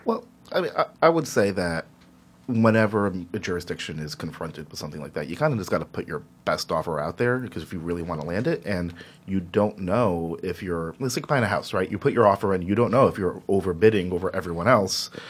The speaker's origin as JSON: {"language": "English", "town": "Elizabeth", "region": "New Jersey", "country": "United States", "tie": "born or raised there", "said": "I grew up in Elizabeth, right next door to Newark"}